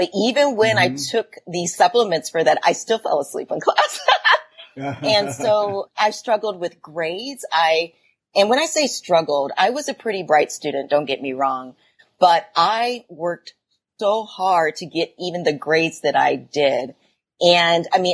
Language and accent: English; Huber Heights, Ohio, United States; I grew up in an area called Huber Heights, Ohio. So it is a suburb of Dayton, Ohio.